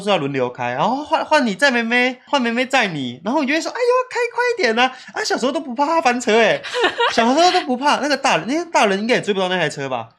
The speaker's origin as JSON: {"language": "Chinese", "region": "Tainan", "country": "Taiwan", "tie": "born or raised there", "said": "小时候我妈很常常带我去台南的体育公园玩"}